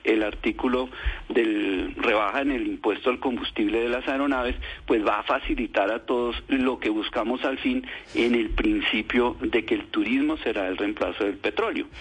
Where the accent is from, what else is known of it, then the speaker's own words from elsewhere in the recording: Colombia; como colombiano